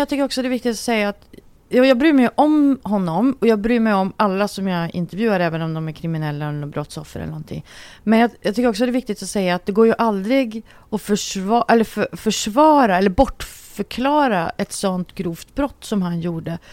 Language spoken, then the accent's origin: Swedish; Luleå, Norrbotten County, Sweden; moved away; jag är ju uppvuxen i en by i Norrbotten